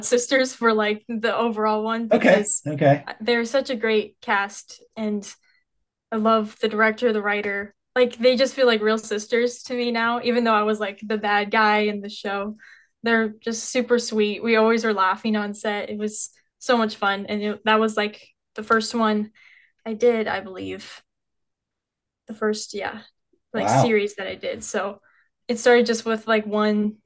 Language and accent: English; Carroll, Iowa, United States; I grew up in Carroll, Iowa, and I still live there right now.